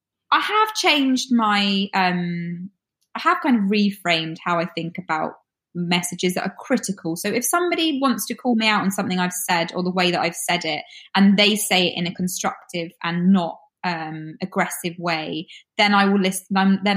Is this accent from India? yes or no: no; United Kingdom; I'm so British when it comes to, I don't ever want to make somebody else feel uncomfortable.